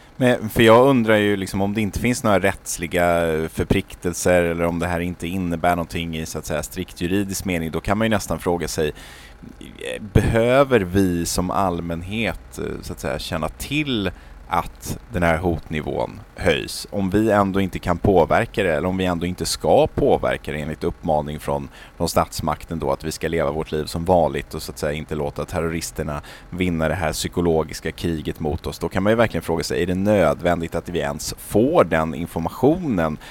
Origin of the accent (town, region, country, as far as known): Sweden